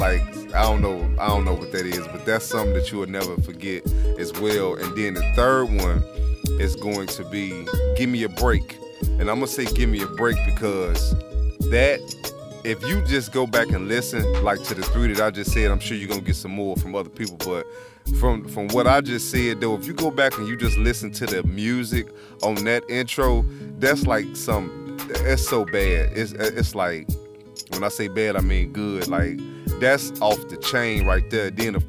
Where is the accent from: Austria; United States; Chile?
United States; Chicago, Illinois; I grew up in Rockwell Garden Projects in Chicago.